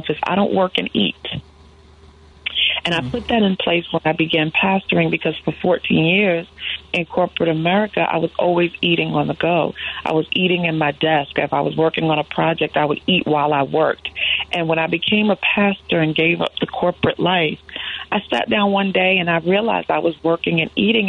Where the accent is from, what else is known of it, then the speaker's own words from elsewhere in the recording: New York, United States; As a New Yorker